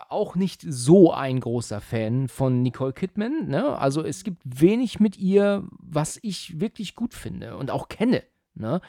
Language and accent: German; Husum, Schleswig-Holstein, Germany; moved away; Ich komme ja ursprünglich aus Husum